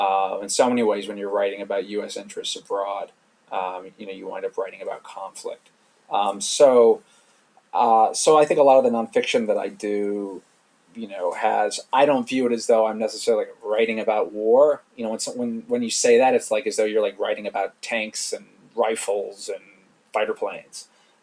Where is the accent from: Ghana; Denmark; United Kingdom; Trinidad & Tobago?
United Kingdom; London; now in United States; I grew up abroad. I grew up, you know, I mean, nowhere too exotic, but I grew up in London.